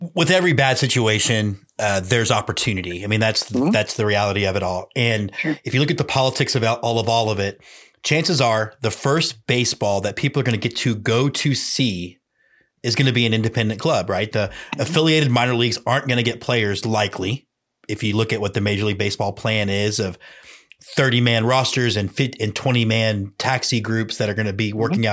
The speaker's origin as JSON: {"language": "English", "town": "Houston", "region": "Texas", "country": "United States", "tie": "born or raised there", "also_born_or_lived": "Austin", "said": "I'm a Houston kid growing up"}